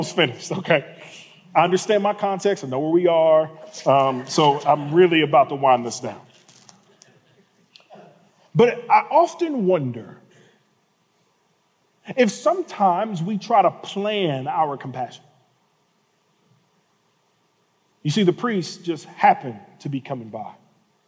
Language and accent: English; Birmingham and Atlanta, the South, United States; I was born and raised in cities in Birmingham and Atlanta